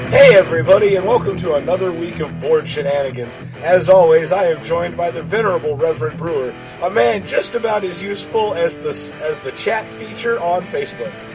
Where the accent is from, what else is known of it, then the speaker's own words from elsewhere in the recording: Texas, United States; this is the only place I've ever lived. It's in Texas